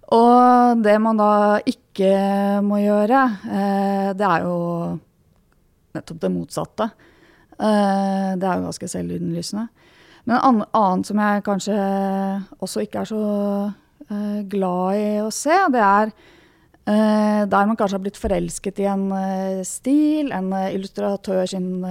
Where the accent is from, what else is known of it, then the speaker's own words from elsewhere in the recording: Norway; jeg vokste opp på Rykken